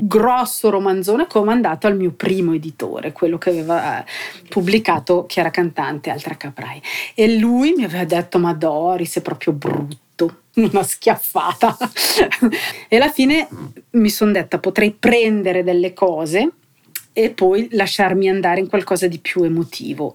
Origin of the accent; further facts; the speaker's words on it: Cavergno, Ticino, Switzerland; io sono cresciuta qui eh, a Cavernio in un ambiente popolare